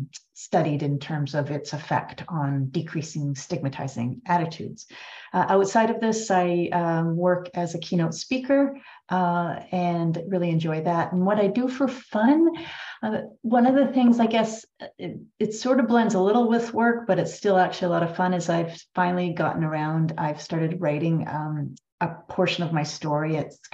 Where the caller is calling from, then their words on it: Half Moon Bay, British Columbia, Canada; I'm joining you from Wilkway, colonially known as Half Moon Bay, on the Sunshine Coast, just outside of Vancouver in British Columbia.